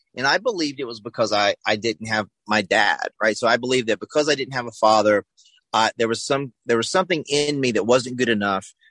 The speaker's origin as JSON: {"language": "English", "region": "the South", "country": "United States", "tie": "born or raised there", "said": "I grew up in the South, so you know I went to church on Sunday, Wednesday"}